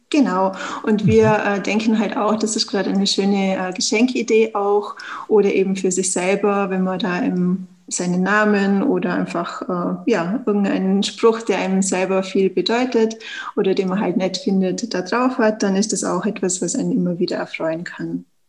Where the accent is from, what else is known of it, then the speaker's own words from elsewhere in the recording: Tyrol, Austria; wie man es ja hört, eben ich komme aus Österreich, aus Tirol